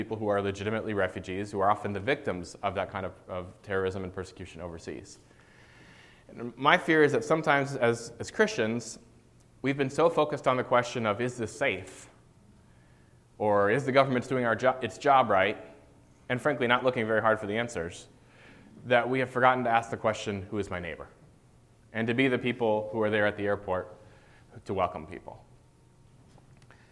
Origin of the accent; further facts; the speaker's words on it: United States; as an American